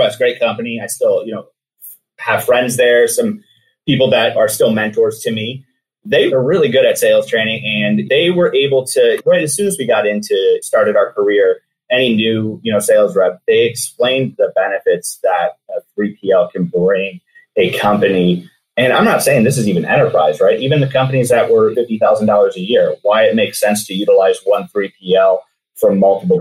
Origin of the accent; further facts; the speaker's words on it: Anchor Bay, Michigan, United States; moved away as an adult; also born or lived in Downriver, Michigan; now in Seattle, United States; Anchor Bay is where I grew up